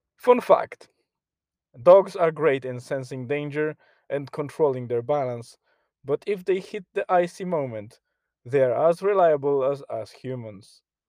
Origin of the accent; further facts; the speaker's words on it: Poland; now in Ireland; my home country in Poland